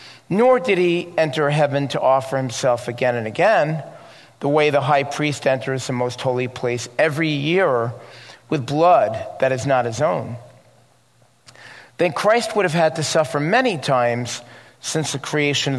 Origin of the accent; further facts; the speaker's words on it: New York, United States; I was growing up in New York and went to synagogue